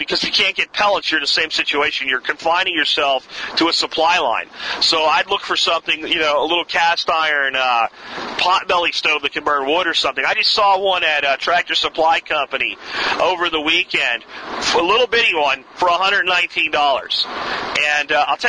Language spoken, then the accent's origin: English; Pennsylvania, United States; moved away; when I was growing up in Pennsylvania